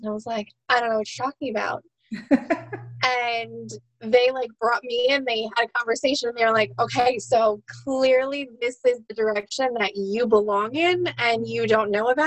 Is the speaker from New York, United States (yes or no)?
yes; New York, United States; I'm from New York.